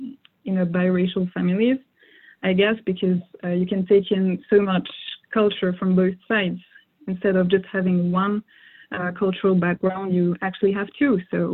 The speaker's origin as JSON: {"language": "English", "town": "Strasbourg", "region": "Grand Est", "country": "France", "tie": "born or raised there", "also_born_or_lived": "Martinique / Jamaica", "first_language": "French", "second_language": "English", "said": "my dad is from the French Caribbean, so the island of Martinique, and I grew up in mainland France in the city of Strasbourg. So it's in the northeast of the country of France, and that's where I spent most of my life, actually. That's where I grew up."}